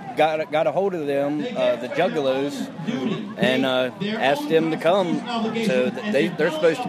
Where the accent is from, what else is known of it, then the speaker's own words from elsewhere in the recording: Waynesboro, Pennsylvania, United States; I'm from Pennsylvania.